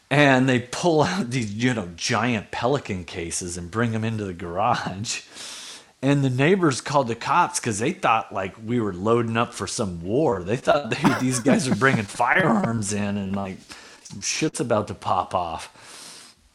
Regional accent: Anchorage, Alaska, United States; Oh man, I mean, I grew up in Spenard, so I I had friends who made cocaine into crack.

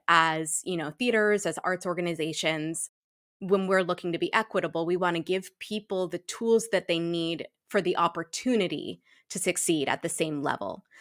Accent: Shrewsbury, Massachusetts, United States; I'm a black biracial woman who was raised in a black household in a white hometown. Um, Mm. Shrewsbury, Massachusetts

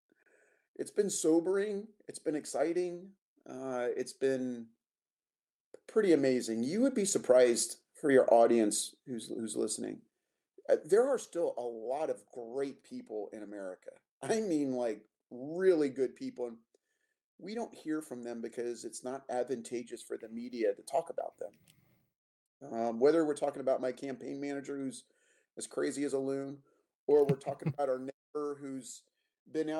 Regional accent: Alaska, United States; I am from Alaska. I live in the most fantastic state in the union.

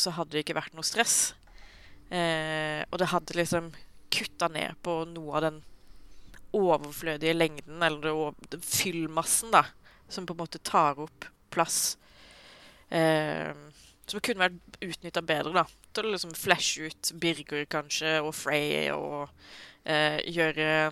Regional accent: Sørlandet, Norway; jeg er sørlending

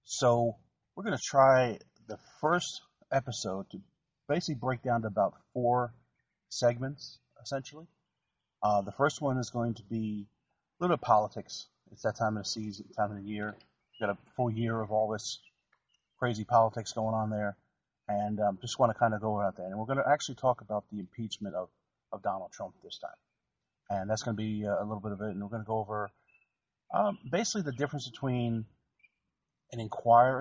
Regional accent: New Jersey, United States; I grew up in New Jersey

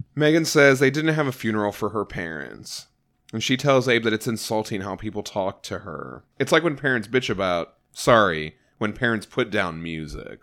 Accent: Texas, United States; We're from Texas

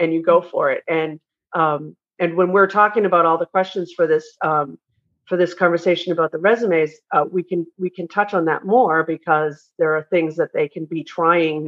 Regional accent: New England, United States; I'm from New England

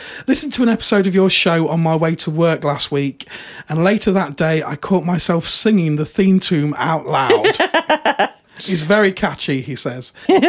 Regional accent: United Kingdom; we're British. We've got no spare room. Our houses are tiny.

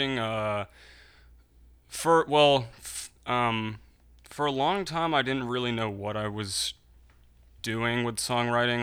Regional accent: Philadelphia, Pennsylvania, United States; also born or lived in New York City; I'm from right here in Philadelphia. I moved here when I was three years old

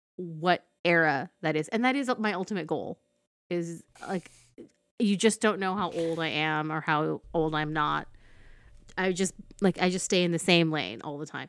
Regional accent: Fillmore, California, United States; also born or lived in Ventura, California; I lived in Fillmore at the time

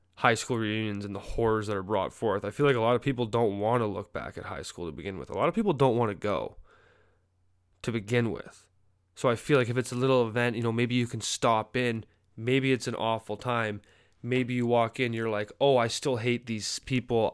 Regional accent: Canada; now in United States; As a Canadian

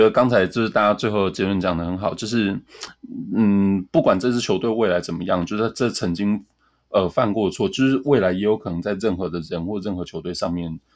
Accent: Tainan, Taiwan; 我老家台南

